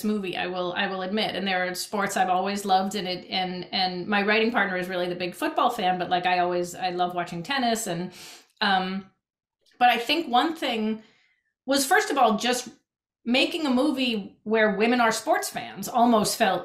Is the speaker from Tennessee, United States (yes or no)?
no; Boston, Massachusetts, United States; moved away; I'm from Boston originally, or outside Boston